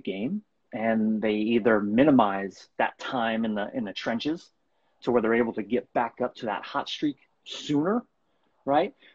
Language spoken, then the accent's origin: English; Bay Area, California, United States; I'm from California, from the Bay Area.